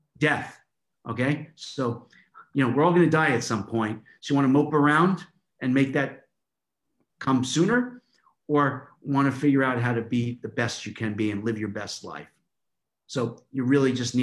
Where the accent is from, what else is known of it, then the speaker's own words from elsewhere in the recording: New York, United States; now in London, United Kingdom; I'm from New York, living in London now